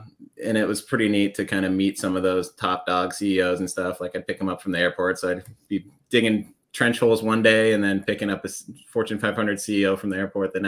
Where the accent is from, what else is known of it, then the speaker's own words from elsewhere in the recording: Aspen, Colorado, United States; I grew up in Colorado in the mountains, Aspen Snowmass area.